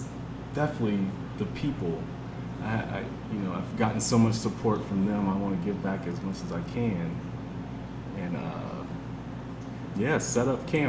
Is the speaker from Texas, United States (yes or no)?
no; Zanesville, Ohio, United States; Zanesville, Ohio.